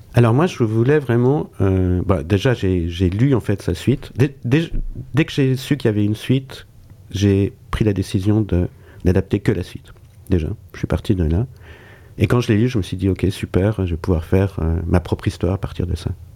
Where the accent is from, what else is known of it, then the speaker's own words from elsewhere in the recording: Switzerland; je suis suisse